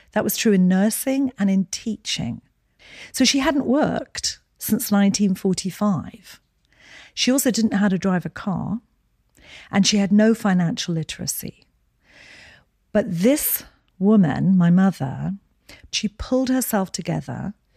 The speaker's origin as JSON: {"language": "English", "town": "Edinburgh", "region": "Scotland", "country": "United Kingdom", "tie": "born or raised there", "moved": "yes", "said": "So I was born in Edinburgh, Scotland."}